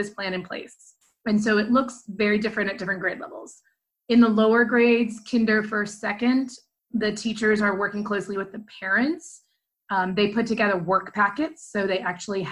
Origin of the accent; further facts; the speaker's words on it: Dayton, Ohio, United States; also born or lived in Chicago / Northwest Indiana; I moved back to Dayton, my hometown